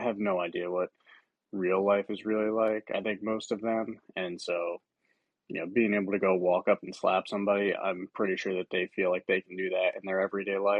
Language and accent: English; New Jersey, United States; I'm from Jersey